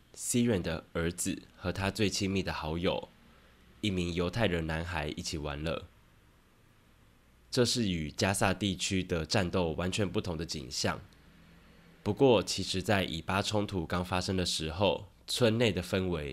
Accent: Taiwan; 我们身在台湾，身为一个台湾人，处境或许与这两个民族相似。

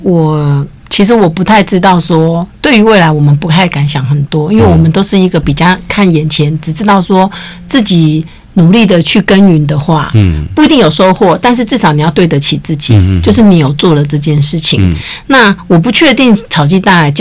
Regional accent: Taiwan; 因为我们台湾人是比较害羞保守的，嗯、到了一个环境是不太擅长想要跟别人聊天的

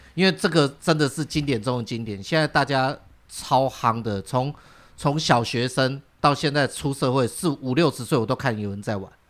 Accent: Chiayi, Taiwan; moved away; 因为我老家在嘉义

